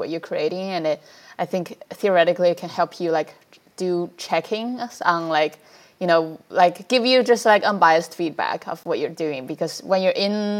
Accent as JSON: {"language": "English", "country": "China", "tie": "born or raised there", "also_born_or_lived": "New York", "moved": "yes", "said": "I grew up in China"}